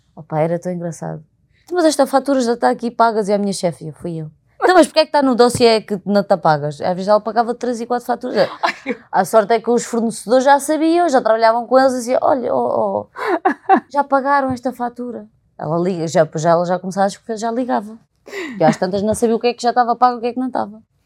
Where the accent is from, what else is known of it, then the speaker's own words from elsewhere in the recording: Alentejo, Portugal; accent: Alentejano; now in Lisbon, Portugal; quando sou genuína e falo muito alentejano